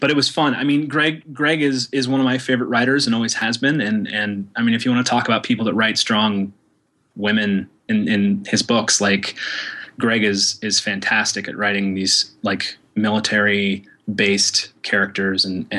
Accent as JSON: {"language": "English", "region": "Oklahoma", "country": "United States", "tie": "born or raised there", "said": "I was raised in Oklahoma"}